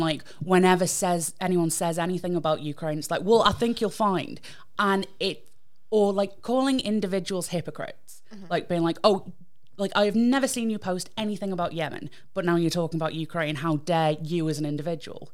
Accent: United Kingdom; I'm British

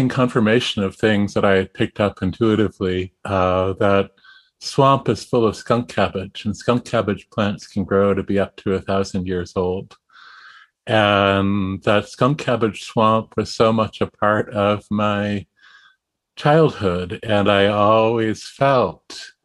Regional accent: Massachusetts, United States; I grew up in Massachusetts at the edge of the suburbs

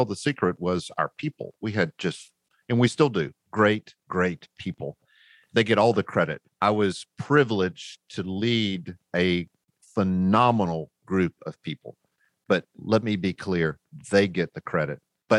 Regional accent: the South, United States; you know, I'm a Southerner and rednecks really don't do well in the snow.

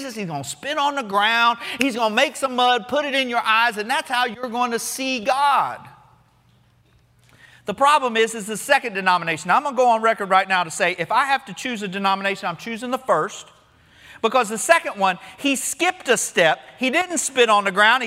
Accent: Florida, United States; born or raised there

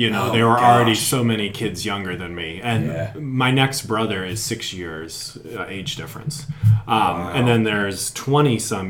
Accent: Appalachian Mountains of Pennsylvania, United States; moved away; I was raised in the Appalachian Mountains of Pennsylvania, northeastern, almost central, the very end of the Appalachians, which is it's a different world.

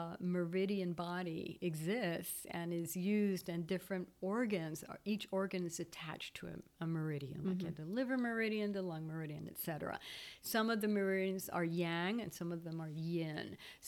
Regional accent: Belgium; moved away as an adult; when I came from Belgium in 2005, I had this false belief that, oh, well, you know, start working outside the home.

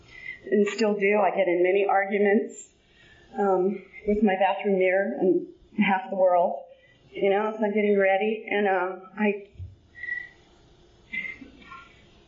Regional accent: San Bernardino, California, United States; I was born out in San Bernardino

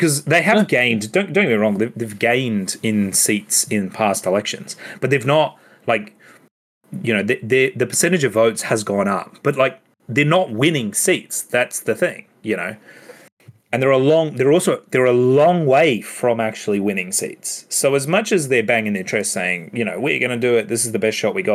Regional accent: Queensland, Australia; knowing Queensland, I'm a Queenslander

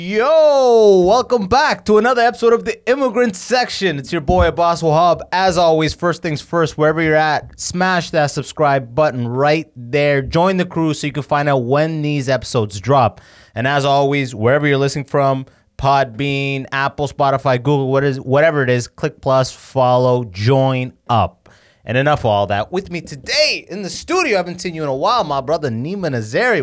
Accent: London, Ontario, Canada; also born or lived in Sudan; so I'm from London

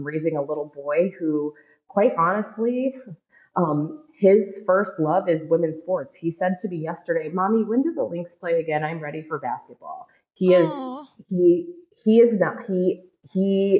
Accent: Ann Arbor, Michigan, United States; now in Minnesota, United States; I was the communications contact for women's basketball at the University of Michigan many, many years ago in my hometown

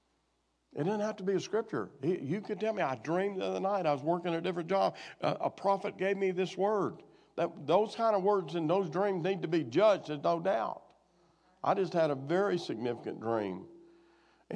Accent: Arkansas, United States; moved away; my hometown where I was raised, which is a big metropolis of probably less than 300 now

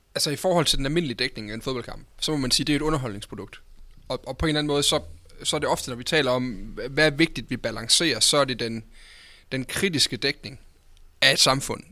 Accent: North Jutland, North Denmark Region, Denmark; Jammerbugt op fra den del af landet, hvor jeg kommer fra

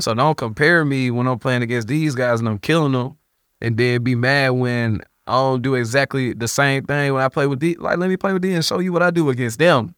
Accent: United States; I'm American

